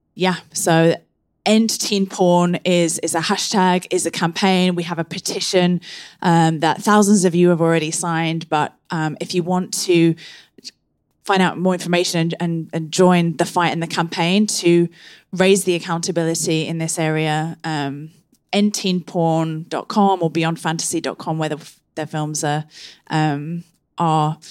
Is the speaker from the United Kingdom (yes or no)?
yes; England, United Kingdom; growing up in England